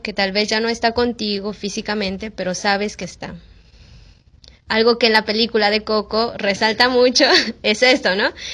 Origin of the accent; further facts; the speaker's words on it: Mexico; moved away as an adult; now in Peru; soy mexicana